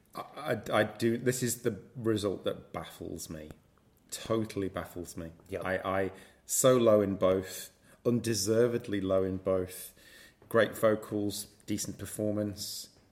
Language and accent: English; United Kingdom; I'm British